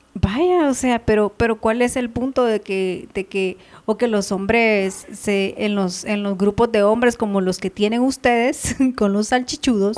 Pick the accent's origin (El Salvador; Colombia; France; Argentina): El Salvador; Ahuachapán; now in Guatemala; me quedé en mi pueblo, Aguachapán